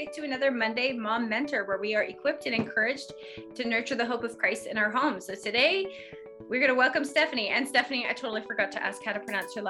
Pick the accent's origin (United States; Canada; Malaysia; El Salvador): Canada; accent: Canadian